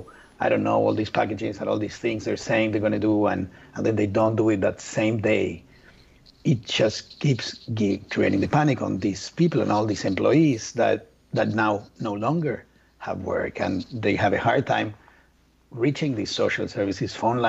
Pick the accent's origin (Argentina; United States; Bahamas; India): Argentina; English is a second language; I'm from Argentina.